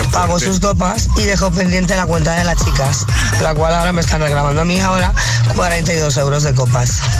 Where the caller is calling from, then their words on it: Madrid, Community of Madrid, Spain; de Madrid.